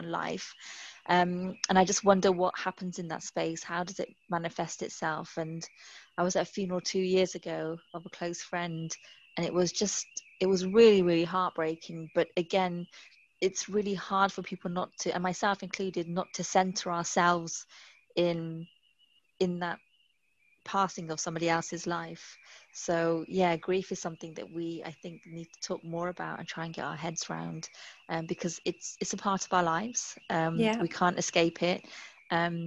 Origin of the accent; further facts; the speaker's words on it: United Kingdom; being British